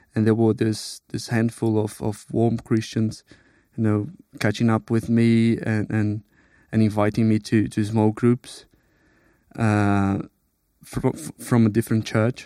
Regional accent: Brazil; moved away as an adult; now in United Kingdom; I'm from Brazil. I moved to the U K a couple of years ago.

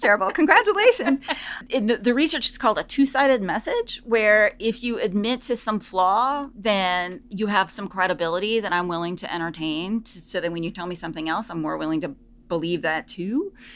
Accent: the South, United States; I'm from the South

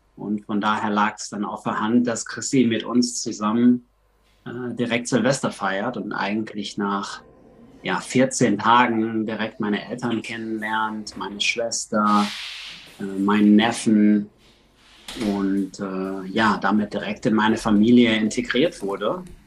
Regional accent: Recklinghausen, North Rhine-Westphalia, Germany; moved away as an adult; also born or lived in Netherlands / Miami / South America; now in Los Angeles, United States; Ich komme eigentlich aus dem Ruhrgebiet, aus Recklinghausen

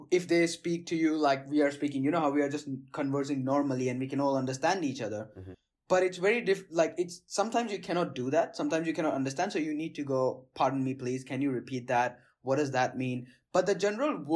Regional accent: Gujarat, India; first language Gujarati; English is a second language; So well, I speak um, Hindi and Gujarati. Gujarati is my mother tongue because hmm. that's from that's the mother tongue we have in the state where I was grow where I grew up and stuff and I speak Hindi, uh, Gujarati, Hindi, and of course English.

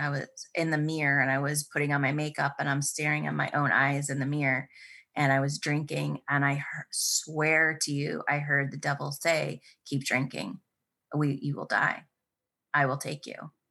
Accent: Baxter, Iowa, United States; I grew up on a farm in the middle of Iowa.

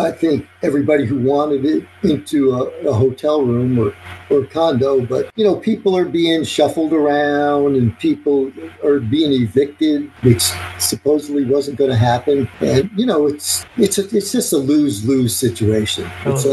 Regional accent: Long Beach, New York, United States; now in Maui, United States; I grew up in Long Beach, New York

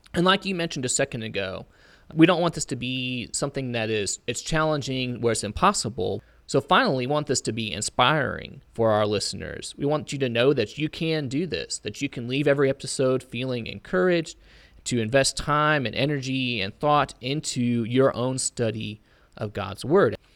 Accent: Auburn, Indiana, United States; I'm originally from Auburn, Indiana

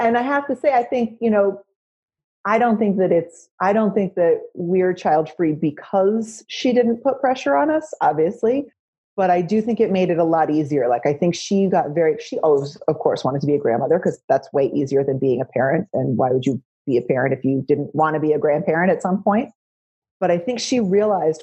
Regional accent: West Coast, United States; moved away as an adult; also born or lived in New York; growing up on the West Coast

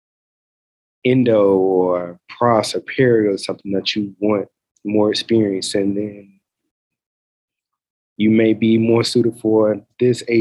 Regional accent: Macon, Georgia, United States; originally from Macon, Georgia

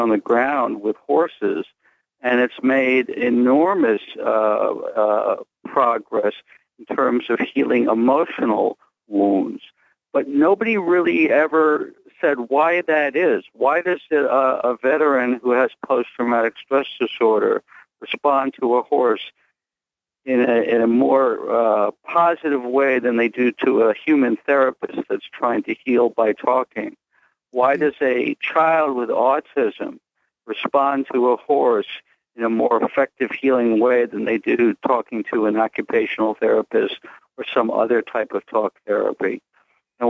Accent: New York City, New York, United States; I was born and raised in Greenwich Village, New York

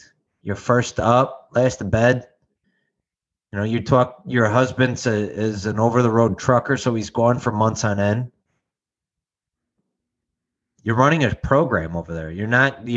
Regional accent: Chicago, Illinois, United States; I'm from legit Chicago. It's called Canaryville.

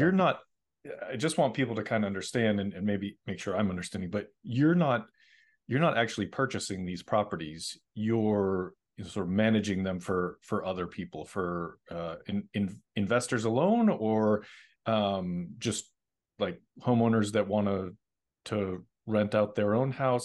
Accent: Middleborough, Massachusetts, United States; now in Los Angeles, United States; I grew up in, uh, Middleborough

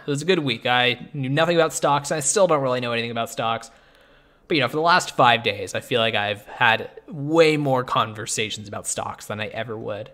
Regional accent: Canada; I'm Canadian

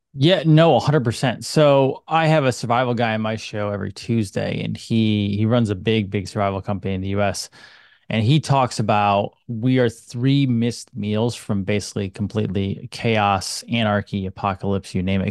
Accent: United States; I'm an American

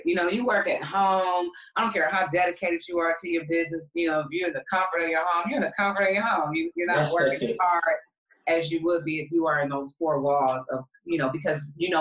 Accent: Detroit, Michigan, United States; moved away; also born or lived in Atlanta; Detroit is my hometown, even though I started the business in Atlanta

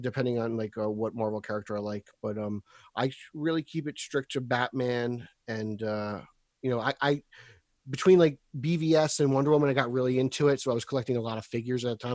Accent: New Jersey, United States; I'm from New Jersey

